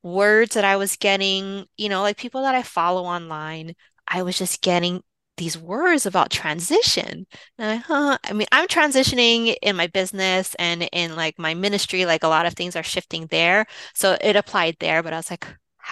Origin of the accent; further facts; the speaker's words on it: Hawaii, United States; now in Los Angeles, United States; I'm from Hawaii, so I had a jump from here in LA. I flew back home to Hawaii